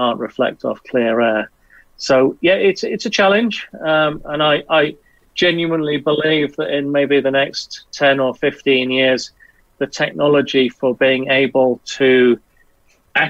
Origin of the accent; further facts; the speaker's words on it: Southwest Wales, United Kingdom; I grew up in Southwest Wales